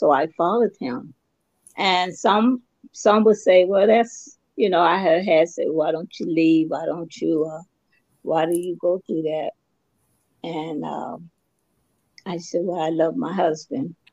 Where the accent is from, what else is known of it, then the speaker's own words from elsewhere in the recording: Dover, Delaware, United States; I was born and raised in Delaware, Kent General Hospital in Dover